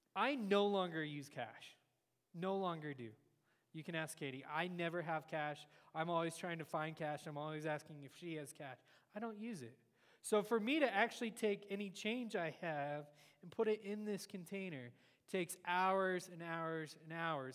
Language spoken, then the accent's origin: English; United States